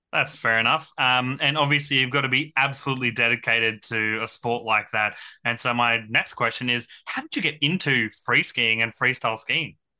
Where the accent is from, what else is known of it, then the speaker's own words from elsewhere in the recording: Central Coast, New South Wales, Australia; also born or lived in Brisbane; I was born in Brisbane, but raised on the Central Coast.